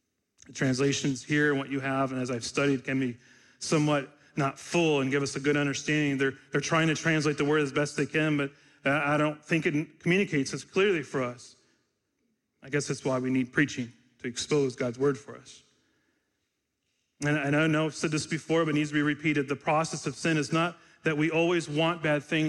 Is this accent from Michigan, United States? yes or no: yes; Michigan, United States; When I was a kid growing up in Michigan during the hot, humid summers